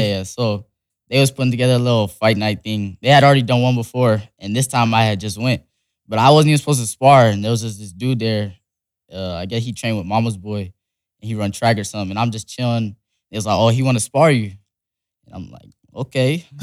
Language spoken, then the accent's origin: English; Las Vegas, Nevada, United States; born or raised there; also born or lived in Salt Lake City, Utah